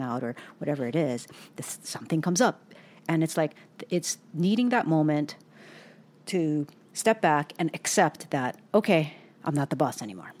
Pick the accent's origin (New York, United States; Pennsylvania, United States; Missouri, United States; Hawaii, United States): Hawaii, United States; also born or lived in Southern California; now in Pacific Northwest, United States; we were born and raised in Hawaii and then we moved to Southern California